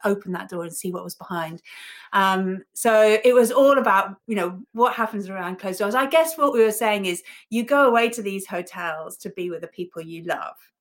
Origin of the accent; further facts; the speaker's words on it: Ibiza, Balearic Islands, Spain; moved away; also born or lived in United Kingdom; I grew up in Ibiza, small island, um, you know, Paradise Island as it was back then.